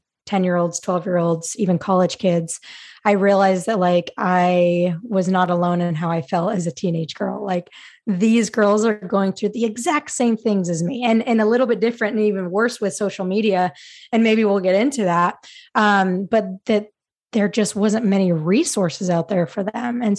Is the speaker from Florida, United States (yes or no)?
no; Utah, United States; moved away as an adult; also born or lived in Virginia; I wanted to stay close to home and I was from Utah